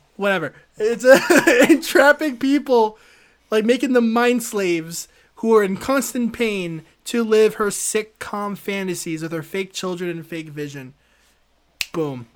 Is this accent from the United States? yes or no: no; Canada; a Canadian citizen who doesn't wanna be taken away from my family